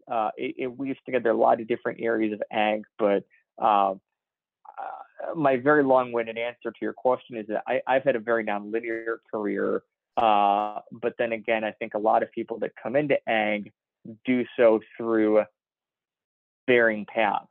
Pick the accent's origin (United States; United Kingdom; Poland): United States; Chicago, Illinois; I was one of the tallest kids in my grade growing up in the Chicago area